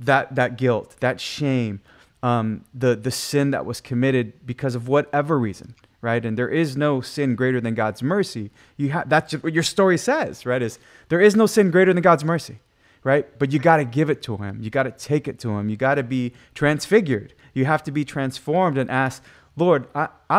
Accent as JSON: {"language": "English", "country": "Guam", "said": "I'm from the island of Guam."}